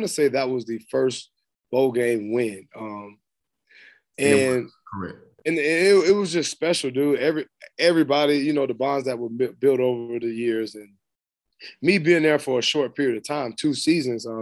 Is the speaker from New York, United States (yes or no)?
no; Florida, United States; moved away as an adult; also born or lived in Arkansas / Tennessee; I'm from Florida